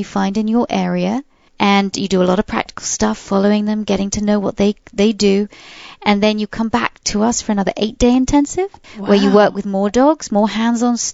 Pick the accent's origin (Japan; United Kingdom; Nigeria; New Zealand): United Kingdom; I'm British.